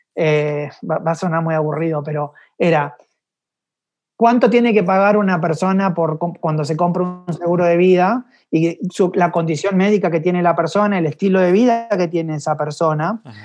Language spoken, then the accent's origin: Spanish; Buenos Aires, Argentina; moved away as an adult; also born or lived in Mexico City, Mexico / Miami, United States; yo soy un porteño este, de, corazón y una parte se quedó ahí en Buenos Aires